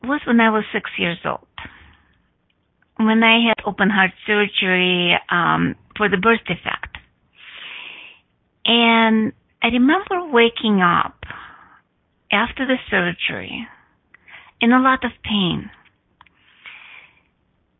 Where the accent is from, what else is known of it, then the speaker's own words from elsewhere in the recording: Russia; English is a second language; now in United States; I went to yoga when I was 11, or actually I didn't went to yoga, because in Russia it was forbidden